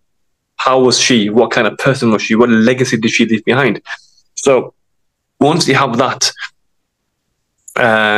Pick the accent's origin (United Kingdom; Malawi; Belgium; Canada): United Kingdom; Sheffield, Yorkshire and the Humber; I'm from Sheffield.